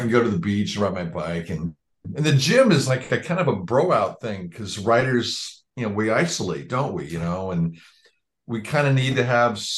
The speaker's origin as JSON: {"language": "English", "area": "Marin County", "region": "California", "country": "United States", "also_born_or_lived": "Los Angeles", "moved": "as an adult", "said": "I came from Marin County, you know, across the Golden Gate Bridge from San Francisco"}